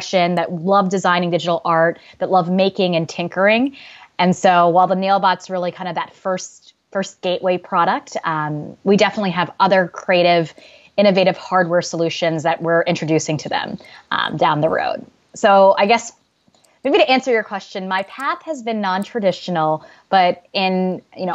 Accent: Louisiana, Mississippi, the South, United States; moved away; also born or lived in Chicago; I grew up in the South. I, grew up in Louisiana, Mississippi

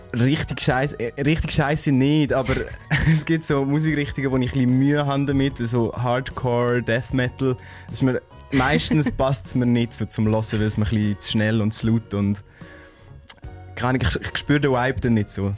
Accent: Lucerne, Switzerland; ich komme von Luzern, also aus der Stadt. Ich wohne in der Stadt.

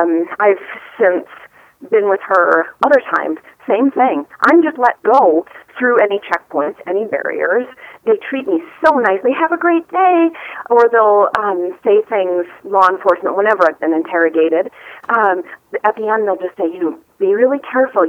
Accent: Wisconsin, United States; studying as a young teenager with Native people in my home state of Wisconsin

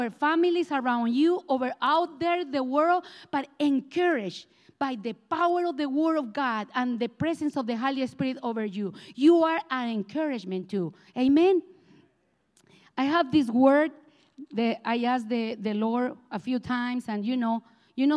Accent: Colombia; English is a second language; moved away; I am from Colombia, South America, and I have this accent that it looks like I never leave me alone

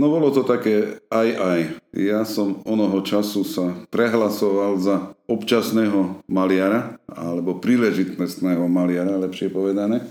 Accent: Košice, Košice Region, Slovakia; moved away as an adult; also born or lived in Stará Ľubovňa; now in Hniezdne, Slovakia; Pochádzam z Košíc pôvodne a koncom sedemdesiatych rokov som sa presťahoval aj s rodinou do týchto končín

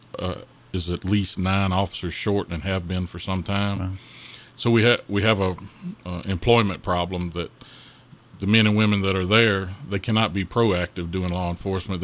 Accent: Madison Heights, Virginia, United States; I'm born and bred in Madison Heights.

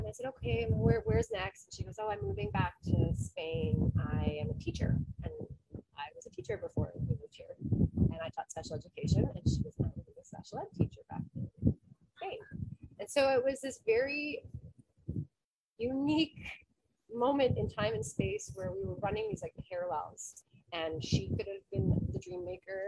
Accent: Canada; moved away as an adult; We're from Canada.

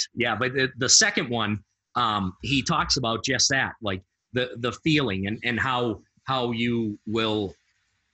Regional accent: Massachusetts, United States; I'm from Massachusetts.

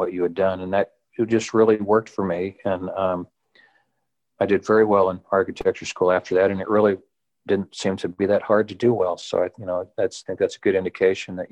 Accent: Texas, United States; I grew up in Texas and went to Texas A&M University

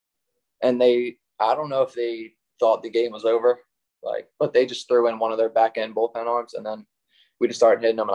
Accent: Chichester, Pennsylvania, United States; growing up in Chi

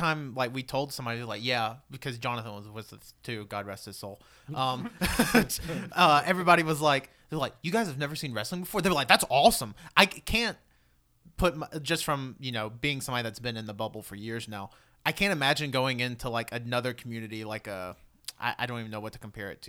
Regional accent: Michigan, United States; I'm from Michigan, thank you.

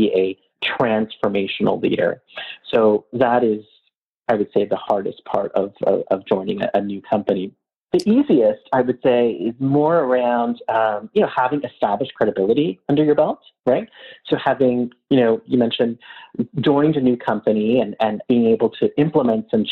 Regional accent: Canada; as a Canadian

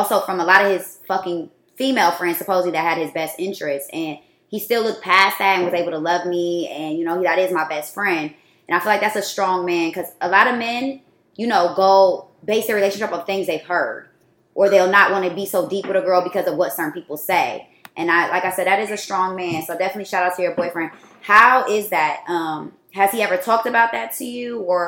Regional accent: Columbus, United States; And it would be my friends that I grew up with in Columbus.

